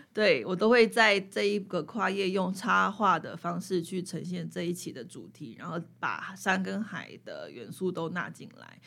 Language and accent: Chinese; Taipei, Taiwan; now in Hualien, Taiwan; 本身是台北人嘛